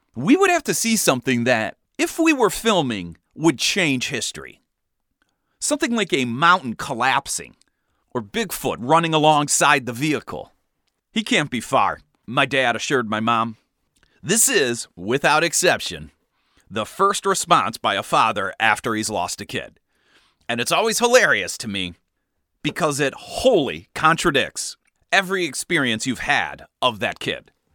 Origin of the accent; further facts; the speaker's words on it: Cleveland, Ohio, United States; When I was growing up in Cleveland